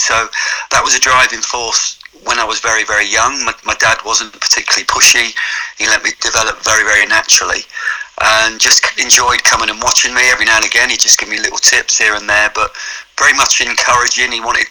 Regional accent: High Wycombe, South East England, United Kingdom; I grew up in High Wycombe, which is quite a long west side outside London

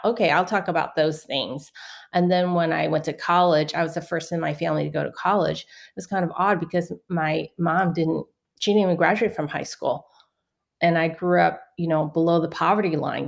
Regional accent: San Francisco, California, United States; I was born in San Francisco, Chinatown

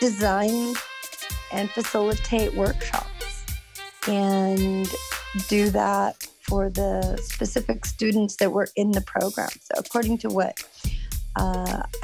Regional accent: Southern California, United States; also born or lived in Mexicali, Mexico; now in Sacramento, United States; moved to the United States when I was 5, and lived in Southern California the majority of my life

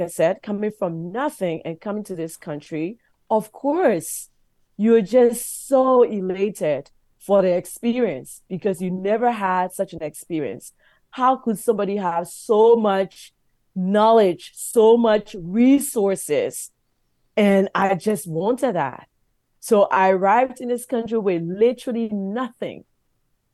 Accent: Liberia; now in Canada; my young life growing up in Liberia

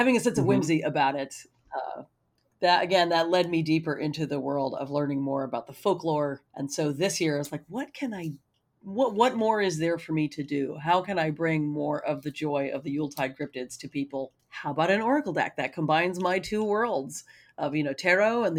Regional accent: United States; my experience as a person growing up in America

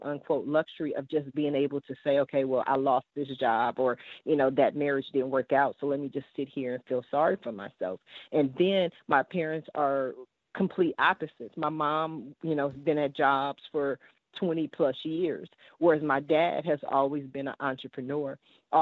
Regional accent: Columbus, Ohio, United States; also born or lived in Washington, D.C.; now in California, United States; I was born in Washington, D.C., and I left there when I was two, and then I moved to Columbus, Ohio. So I've been in California since 85, but just my heart, just growing up, you know, I'm still that Columbus girl

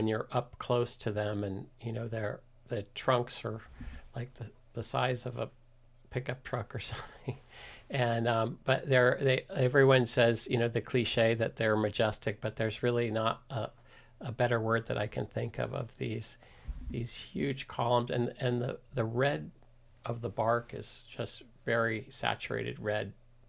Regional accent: East Coast, United States; now in Mill Valley, United States; So I'm a transplant from the East Coast, but I consider myself pretty much 100% Californian because I've been here since 1988. So all of my East Coast DNA is starting to fade.

